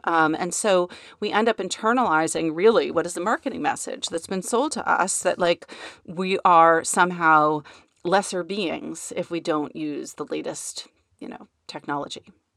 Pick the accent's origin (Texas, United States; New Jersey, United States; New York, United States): New York, United States; growing up in New York